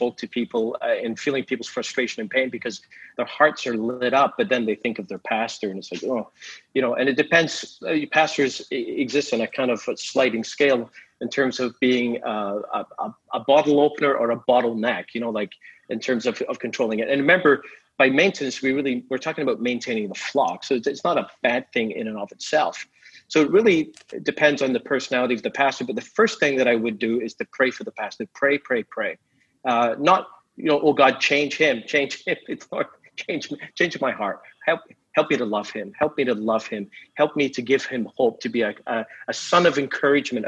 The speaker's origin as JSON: {"language": "English", "region": "Scotland", "country": "United Kingdom", "said": "I'm from Scotland, I say football, not soccer"}